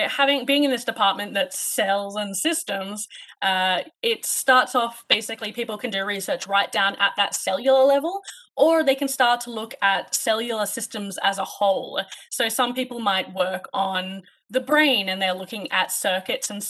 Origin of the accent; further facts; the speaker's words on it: Sydney, New South Wales, Australia; moved away as an adult; now in Canada; I'm actually from Sydney, Australia. We are recording this in Canada. So I actually did all of my undergraduate in Sydney.